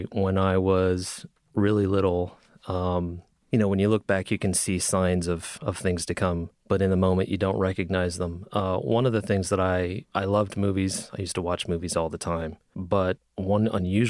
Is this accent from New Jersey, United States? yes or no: no; near Hershey, Pennsylvania, United States; moved away; I grew up in the middle of nowhere in Pennsylvania.